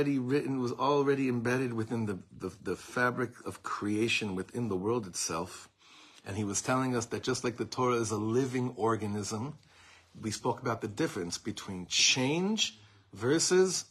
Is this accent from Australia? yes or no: no; Israel; growing up in Eretz Yisrael, there was only one miflaga that any of us in the shuls that I went to grew up voting for.